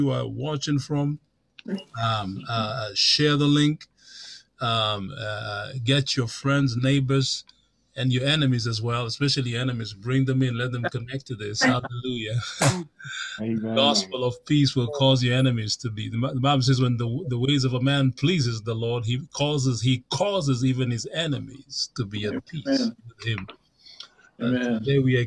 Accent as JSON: {"language": "English", "country": "Kenya", "said": "I'm from Kenya."}